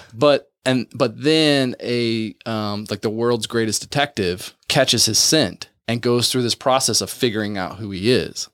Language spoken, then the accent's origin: English; West Virginia, United States; I grew up in West Virginia